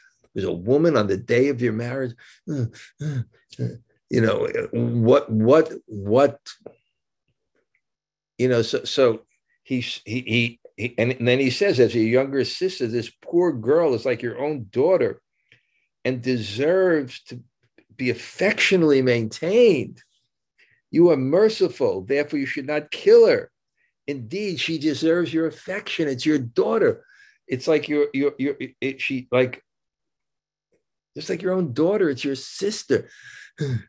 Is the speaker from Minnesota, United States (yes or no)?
no; New York, United States; I grew up in New York